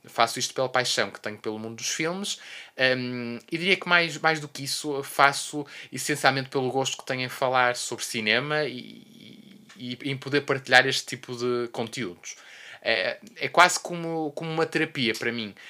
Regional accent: Porto, Norte, Portugal; sou do Porto, born and raised

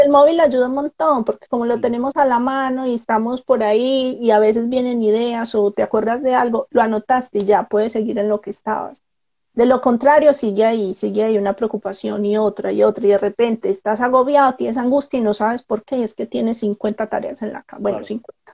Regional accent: Colombia; moved away; Soy colombiana

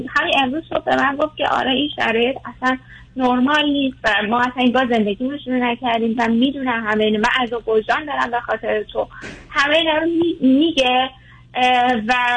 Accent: Iran; moved away as an adult; now in Canada; ما ایرانیم

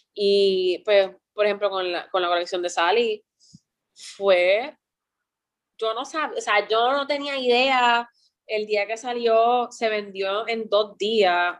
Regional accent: Puerto Rico; cuando yo estaba creciendo en Puerto Rico

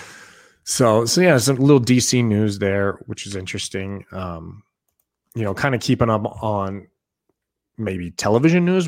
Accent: Boise, Idaho, United States; I grew up in Boise, Idaho.

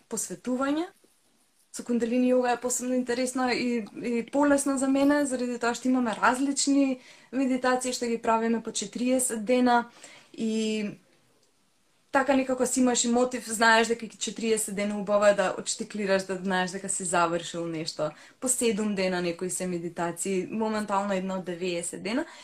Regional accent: North Macedonia; кај нас во Македонија.

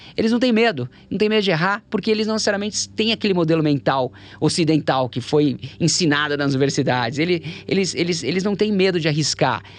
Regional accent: Brazil; moved away as an adult; also born or lived in London / Shanghai, China / United States; Eu nasci no Brasil

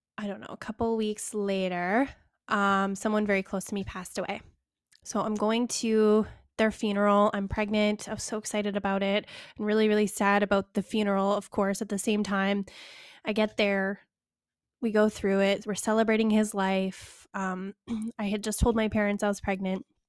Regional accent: Calgary, Alberta, Canada; Calgary, which is, like, my hometown

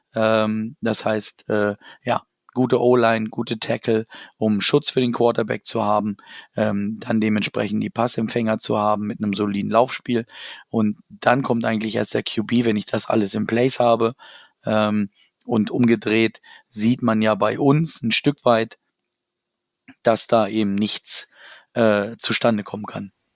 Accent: Hanover, Lower Saxony, Germany; das ist meine Heimat, da komme ich her

